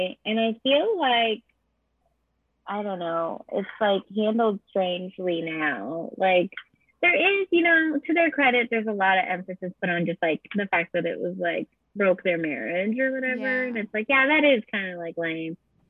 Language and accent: English; California, United States; I don't think my high school is like that anymore in California.